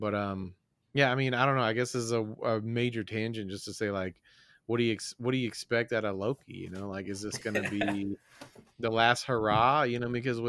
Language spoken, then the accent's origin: English; Tennessee, United States; growing up in Tennessee